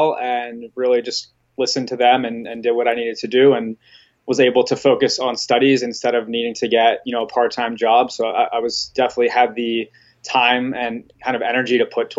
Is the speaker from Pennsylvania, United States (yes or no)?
yes; Pennsylvania, United States; moved away as an adult; also born or lived in Florida / Texas; I grew up in Pennsylvania and I actually went to school in Florida.